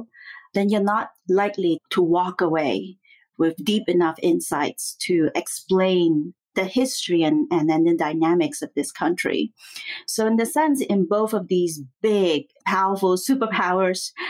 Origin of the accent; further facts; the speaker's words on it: Singapore; moved away as an adult; now in United States; I have, you know, lived in the United States for longer than I have lived in my home country in Singapore